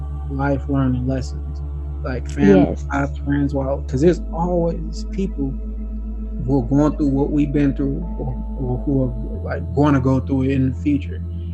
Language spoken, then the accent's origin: English; Indiana, United States; also born or lived in Atlanta, United States / Milwaukee, United States; well no yeah, I moved to first I was born in Atlanta, then my family moved to Milwaukee, then we moved to Indiana.